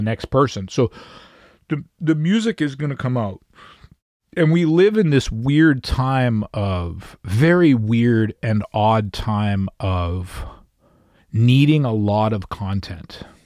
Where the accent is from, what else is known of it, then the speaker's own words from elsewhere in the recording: Canada; being a Canadian artist living in Canada